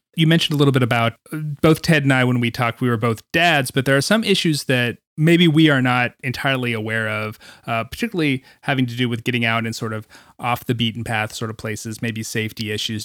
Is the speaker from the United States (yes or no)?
yes; Greensboro, North Carolina, United States; my hometown of Greensboro